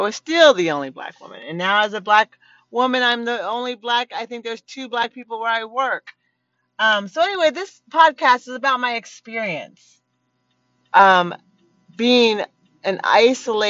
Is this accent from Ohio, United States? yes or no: no; Eugene, Oregon, United States; I was born in Eugene, Oregon